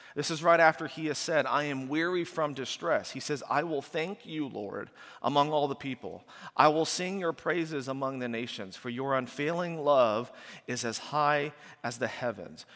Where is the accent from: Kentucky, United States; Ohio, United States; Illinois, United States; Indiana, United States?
Indiana, United States; moved away as an adult; also born or lived in Washington, D.C. suburb; we moved from Indiana to a suburb of Washington, D C